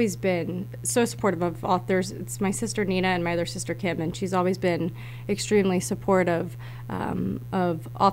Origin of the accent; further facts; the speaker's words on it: Yardley, Pennsylvania, United States; I grew up in Yardley